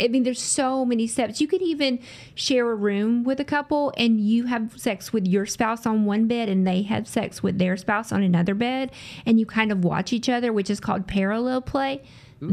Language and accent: English; the South, United States; accent: southern; I'm from the South, if you can't hear tell by my voice. I'm from the South. So I grew up in the same area, lived here my whole life